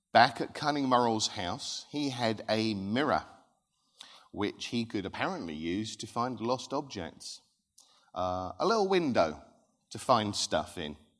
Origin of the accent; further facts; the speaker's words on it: Thundersley, East of England, United Kingdom; also born or lived in Rochford; I grew up in Thundersley, which borders Hadley